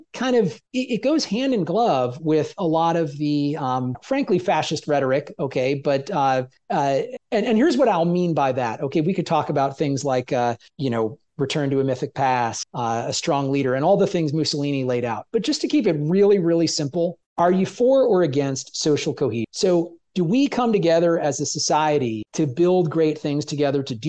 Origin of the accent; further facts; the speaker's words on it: Jersey Shore, New Jersey, United States; growing up in New Jersey, you know, on the Jersey Shore